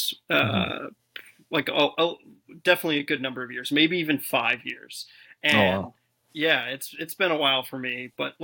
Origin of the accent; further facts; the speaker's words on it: Chicago, Illinois, United States; we grew up in Chicago